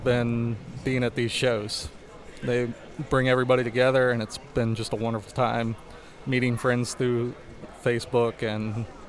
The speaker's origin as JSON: {"language": "English", "town": "Charlottesville", "region": "Virginia", "country": "United States", "said": "I'm from Charlottesville, Virginia."}